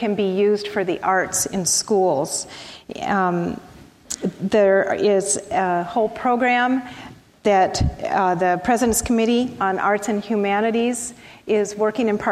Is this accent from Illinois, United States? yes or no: yes; Chicago, Illinois, United States; now in California, United States; I'm from Chicago in the 60s and 70s